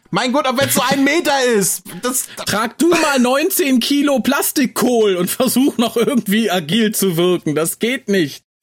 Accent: Düsseldorf, North Rhine-Westphalia, Germany; born or raised there

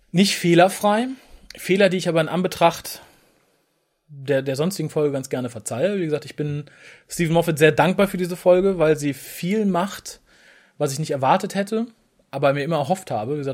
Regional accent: Germany; als Deutscher

